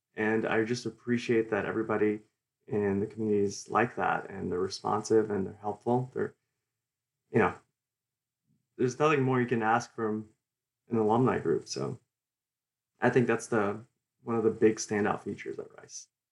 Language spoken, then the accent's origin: English; Houston, Texas, United States; I, I grew up here in Houston, and I love the city